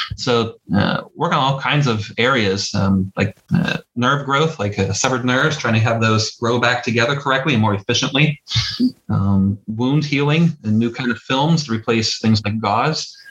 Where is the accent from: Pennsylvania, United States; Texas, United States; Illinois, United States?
Pennsylvania, United States; Butler; accent: Pittsburghy; Butler, PA